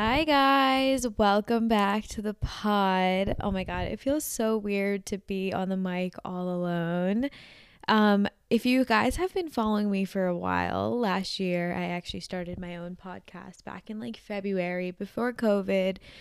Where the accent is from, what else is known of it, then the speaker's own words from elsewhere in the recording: New Jersey, United States; I'm from Jersey